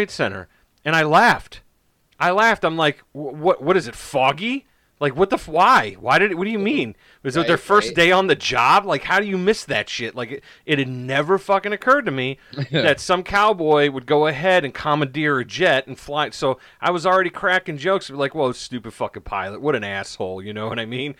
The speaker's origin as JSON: {"language": "English", "country": "United States", "said": "as an American"}